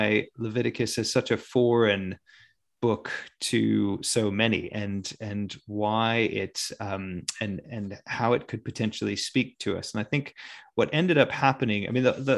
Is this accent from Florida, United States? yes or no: no; Connecticut, United States; moved away as an adult; also born or lived in Boston / Cambridge; now in England, United Kingdom; originally grew up in Connecticut, very close to New York City